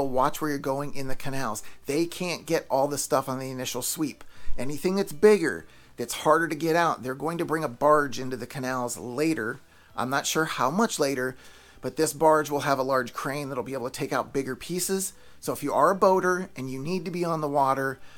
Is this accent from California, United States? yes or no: no; Pennsylvania, United States; now in Florida, United States; I'm from Pennsylvania